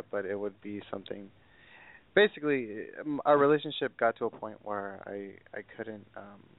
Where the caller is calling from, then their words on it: California, United States; I'm from the Inland Empire, uh, and I'm 23, gonna be 24 in August.